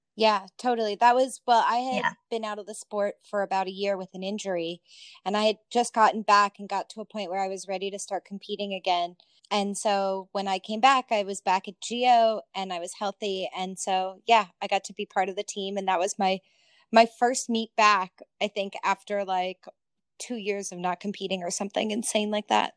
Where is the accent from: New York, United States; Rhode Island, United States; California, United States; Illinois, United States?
California, United States; Southern; Erica and I grew up together in Southern California